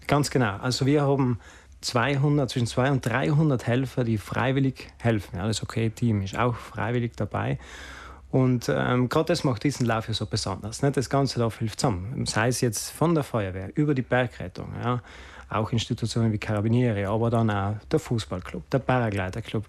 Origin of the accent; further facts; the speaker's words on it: Sexten, Trentino-Alto Adige, Italy; ist meine Heimatgemeinde